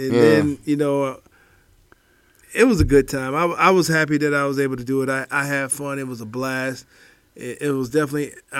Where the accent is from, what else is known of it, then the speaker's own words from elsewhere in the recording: Cleveland, Ohio, United States; And I grew up in Cleveland.